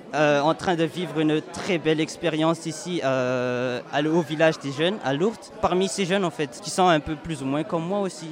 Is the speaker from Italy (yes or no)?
no; Madagascar; moved away as an adult; now in Tarbes, France; j'ai 18 ans, je viens de Madagascar, donc euh, j'ai jamais voyagé en soi. C'est la première fois, je me suis dit, allez pour les études, hein, go pour la France